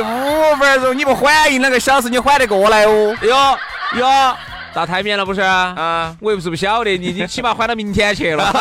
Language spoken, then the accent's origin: Chinese; China; 我们都中国人嘛